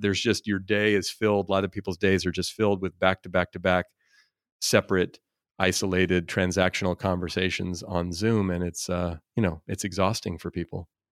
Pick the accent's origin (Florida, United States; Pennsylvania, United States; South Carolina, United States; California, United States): California, United States; Oakland; I grew up in Oakland, California, and very diverse environment